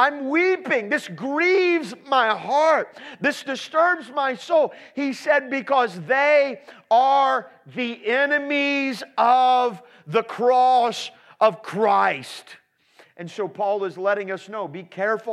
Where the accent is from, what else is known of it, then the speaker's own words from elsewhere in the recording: Indianapolis, Indiana, United States; I'm from Indianapolis, Indiana